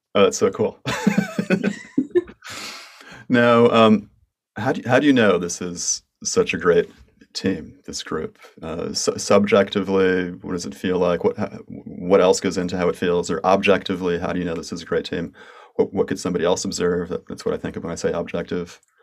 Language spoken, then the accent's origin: English; United States; accent: American; in my American accent